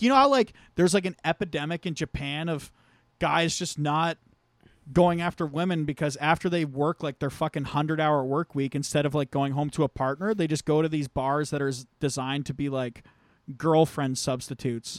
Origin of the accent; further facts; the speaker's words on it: St. Thomas, Ontario, Canada; there used to apparently be a bunch of strip clubs in my hometown, but they all got shut down because, uh, Saint Thomas passed a bylaw